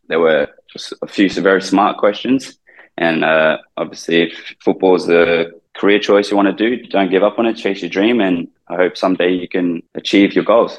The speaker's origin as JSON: {"language": "English", "town": "Brisbane", "region": "Queensland", "country": "Australia", "tie": "born or raised there", "also_born_or_lived": "Philippines", "moved": "as an adult", "lives_now": "Thailand", "said": "I grew up in Brisbane."}